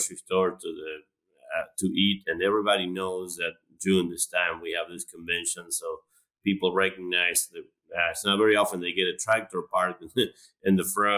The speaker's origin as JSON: {"language": "English", "country": "Argentina", "tie": "born or raised there", "moved": "as an adult", "lives_now": "Florida, United States", "said": "I'm originally from Argentina."}